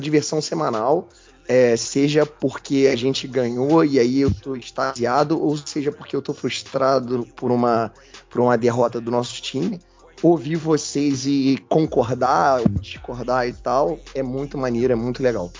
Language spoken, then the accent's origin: Portuguese; Rio de Janeiro, Brazil; eu sou do Rio de Janeiro